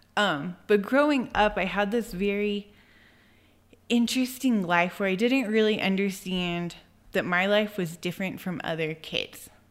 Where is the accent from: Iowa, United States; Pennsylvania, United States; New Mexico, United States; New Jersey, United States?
New Mexico, United States; Albuquerque; also born or lived in Santa Clara Pueblo; I was born in Albuquerque. I grew up in Albuquerque. I lived there until two thousand nine, until I was about twenty-two.